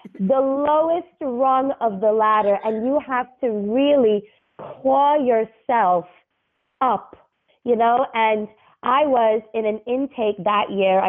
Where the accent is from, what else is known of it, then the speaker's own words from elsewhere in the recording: New York City, New York, United States; moved away as an adult; also born or lived in Dubai / Cairo; now in New York, United States; I grew up in Brooklyn, born and raised, three generations